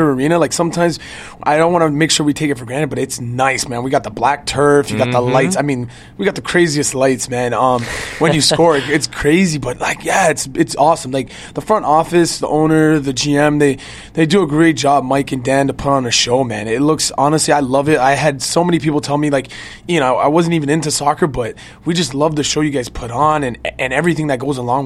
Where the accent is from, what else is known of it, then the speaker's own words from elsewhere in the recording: Canada; moved away as an adult; also born or lived in Chicago; now in Milwaukee, United States; I'm from Canada.